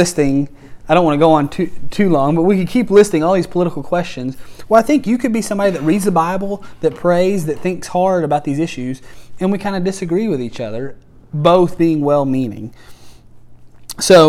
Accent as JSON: {"language": "English", "country": "United States", "said": "I'm proud to be an American"}